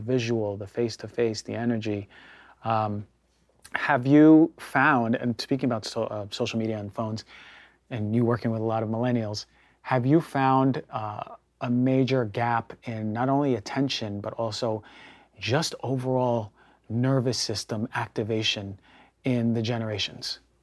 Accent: New York, United States; growing up in New, New York

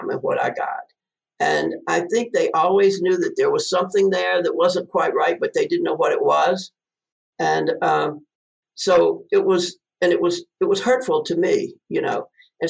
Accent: Mississippi, United States; now in Denver, United States; I grew up in Mississippi

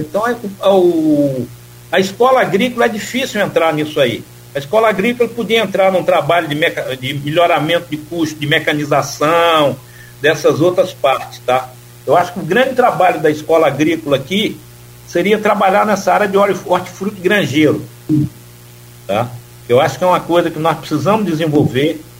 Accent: Timbaúba dos Mocós, Northeast Brazil, Brazil; moved away; Eu sou pau de arara, sou nordestino, nascido em Timbaúba dos Mocóis

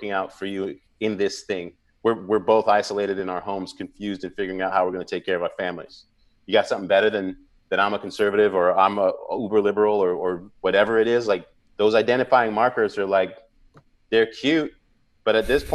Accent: United States; a fantastic country that I am proud to have been born

